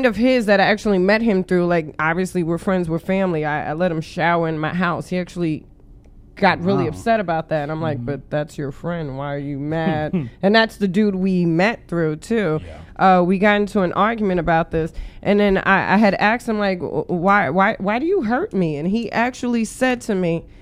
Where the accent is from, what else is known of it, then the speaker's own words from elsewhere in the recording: New York City, New York, United States; I am from the Bronx.